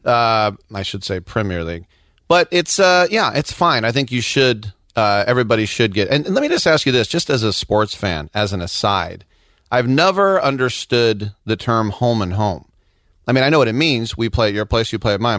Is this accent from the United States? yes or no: yes; California, United States; we're the exact same age, we're both from California